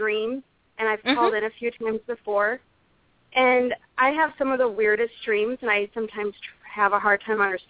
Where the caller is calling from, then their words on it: South Dakota, United States; I'm from South Dakota.